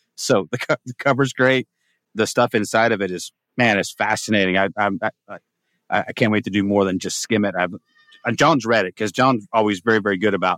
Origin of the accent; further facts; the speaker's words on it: Humboldt County, California, United States; moved away as an adult; now in Texas, United States; my wife and I found that because we're from Humboldt